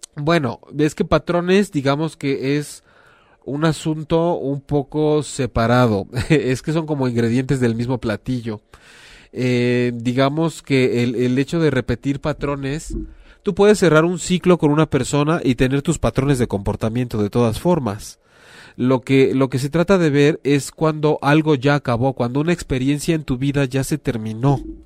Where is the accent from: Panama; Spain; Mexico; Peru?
Mexico; hablando como mexicanos